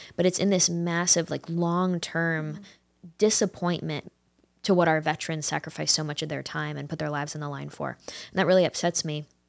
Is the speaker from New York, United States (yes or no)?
yes; upstate New York, United States; I grew up in upstate New York